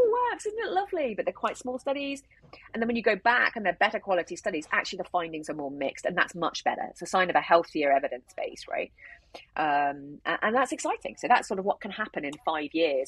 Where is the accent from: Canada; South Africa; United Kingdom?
United Kingdom; we're British